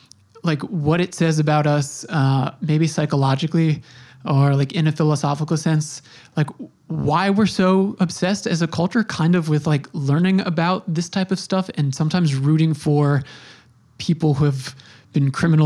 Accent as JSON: {"language": "English", "area": "Long Island", "region": "New York", "country": "United States", "said": "I'm from Long Island."}